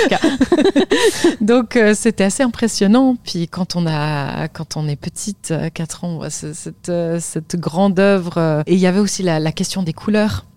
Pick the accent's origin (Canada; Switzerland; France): Switzerland; Lausanne, Vaud; j'ai grandi à Lausanne en Suisse